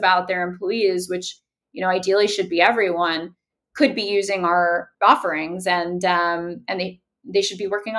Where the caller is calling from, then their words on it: Miami, Florida, United States; I'm calling in from Miami, Florida